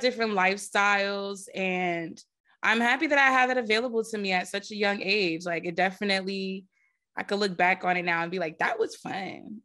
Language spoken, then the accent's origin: English; New Jersey, United States; growing up in Jersey was fun.